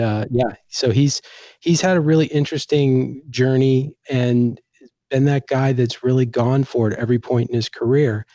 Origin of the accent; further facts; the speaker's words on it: Washington, District of Columbia, United States; moved away as an adult; also born or lived in Ohio; I grew up in Washington, D C